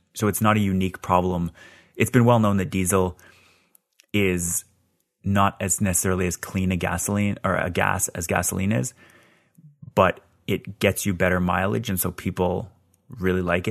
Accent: Scarborough, Ontario, Canada; I was born in Scarborough

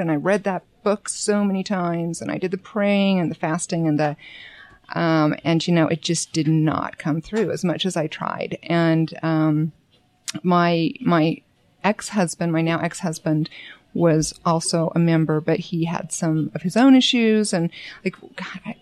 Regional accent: Bountiful, Utah, United States; I grew up in Bountiful. went to Bountiful High. I went to the University of Utah.

